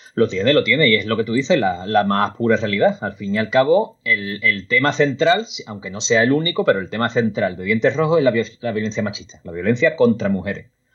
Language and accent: Spanish; Cádiz, Andalusia, Spain; moved away as an adult; now in Berlin, Germany; un tío de Cádiz que escribe libros